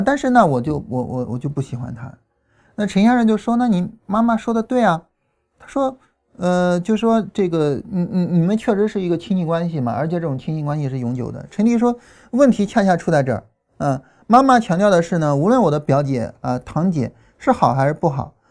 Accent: China; 我们中国人

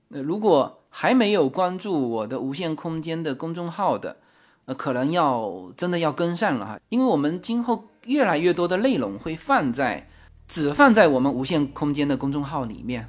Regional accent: southern China, China; moved away as an adult; now in United States; 我作为南方人哈

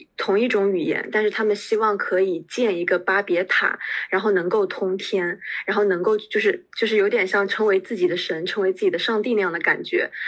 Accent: China; 我们中国人

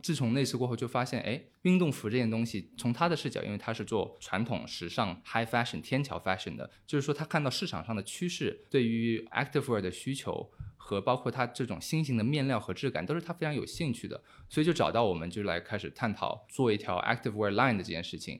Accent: Hong Kong; also born or lived in United Kingdom / Singapore / Beijing, China; now in Shanghai, China; 我以前是在香港长大的，就我在香港待了十年

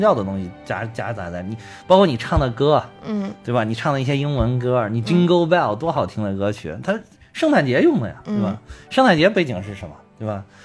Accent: China; 我们就是中国人

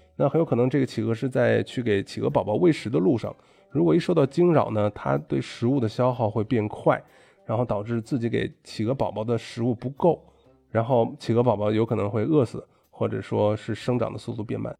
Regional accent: China; moved away; 老子是中国人

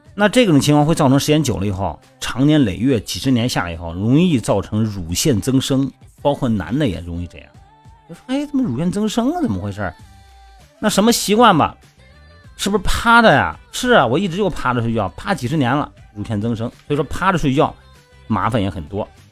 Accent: Linyi, Shandong, China; 我们老家不是山东吗？那个临沂那边

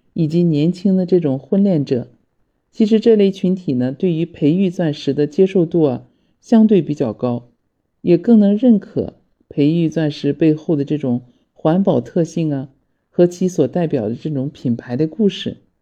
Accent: China; 我们中国人

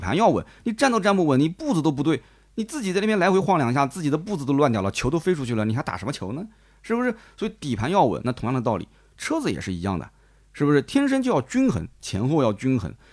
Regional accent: Nanjing, Jiangsu, China; 我们南京人

